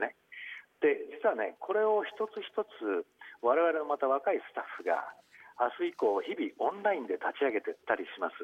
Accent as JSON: {"language": "Japanese", "town": "Kawasaki", "region": "Kanagawa", "country": "Japan", "tie": "born or raised there", "said": "私の地元の川崎"}